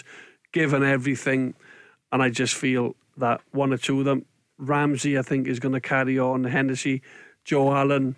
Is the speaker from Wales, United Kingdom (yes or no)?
yes; Welsh, Wales, United Kingdom; I'm Welsh